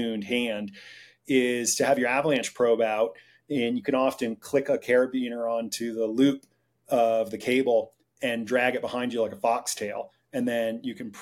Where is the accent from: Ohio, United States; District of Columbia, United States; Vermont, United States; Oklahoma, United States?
Vermont, United States; I grew up in Vermont